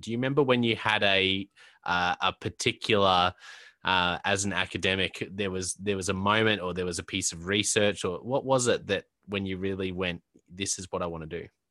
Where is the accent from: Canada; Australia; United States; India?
Australia; also born or lived in Brisbane; I'm based in, uh, in Brisbane in Australia